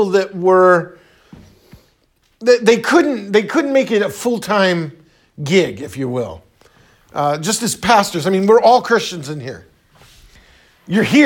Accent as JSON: {"language": "English", "country": "United States", "said": "especially as Americans, we're like, we're American."}